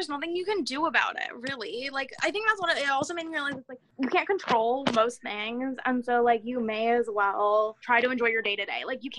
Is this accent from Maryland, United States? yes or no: no; near Stanford University, California, United States; I grew up near Stanford University